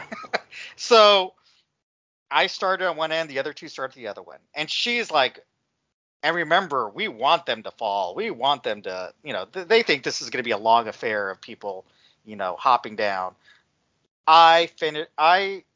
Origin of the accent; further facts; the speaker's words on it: Texas, United States; I'm from Texas